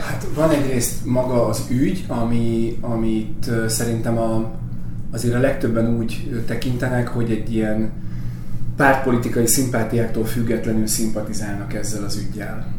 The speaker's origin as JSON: {"language": "Hungarian", "town": "Salgótarján", "region": "Nógrád", "country": "Hungary", "tie": "born or raised there", "also_born_or_lived": "Pásztó", "moved": "as an adult", "lives_now": "Budapest, Hungary", "said": "Én Pászton születtem, három éves koromtól Salgótarjánban éltünk"}